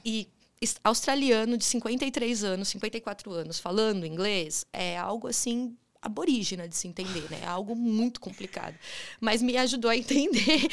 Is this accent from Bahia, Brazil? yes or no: no; São Caetano do Sul, São Paulo, Brazil; Sou de São Caetano, São Caetano do Sul, ABC, né? É, fui criada pelos meus avós avós paternos